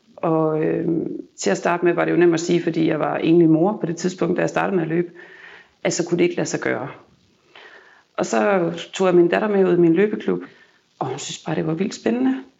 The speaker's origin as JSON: {"language": "Danish", "region": "Jutland", "country": "Denmark", "moved": "yes", "lives_now": "Copenhagen, Denmark", "said": "jeg kommer fra Jylland af"}